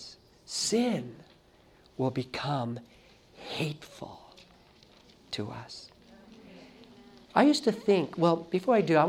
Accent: Los Angeles, California, United States; I grew up in Los Angeles

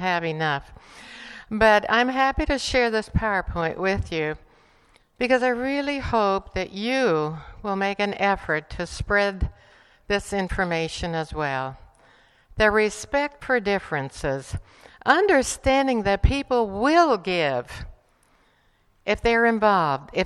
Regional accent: Bolivia; English is a second language; also born or lived in Estonia; now in United States; I grew up in Bolivia

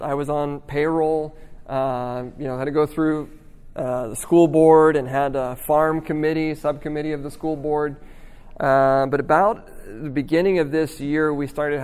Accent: Midwest, United States; moved away as an adult; also born or lived in Oklahoma / Nevada; now in California, United States; I'm from the Midwest. I grew up in the Midwest.

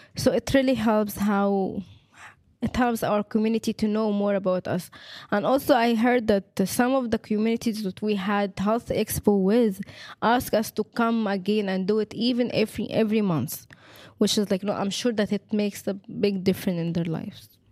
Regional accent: Egypt; now in Lebanon; I'm from Egypt.

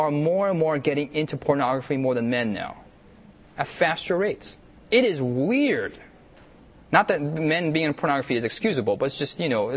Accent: United States; I'm an American myself

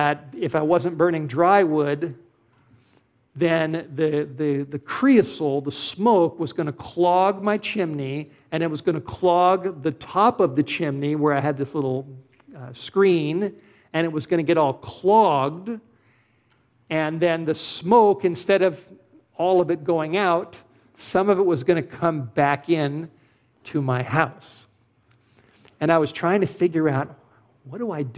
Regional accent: Los Angeles, California, United States; moved away as an adult; now in Idaho, United States; I'm a city boy. I grew up in Los Angeles.

